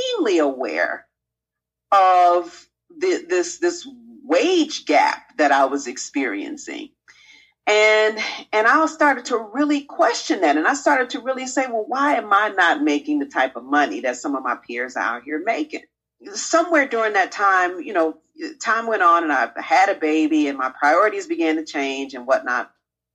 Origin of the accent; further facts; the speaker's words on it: Chicago, Illinois, United States; I grew up on the South Side of Chicago